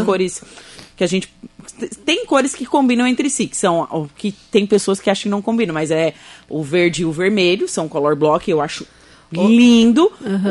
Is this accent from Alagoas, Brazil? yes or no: no; Torres, Rio Grande do Sul, Brazil; eu, eu, sou de Torres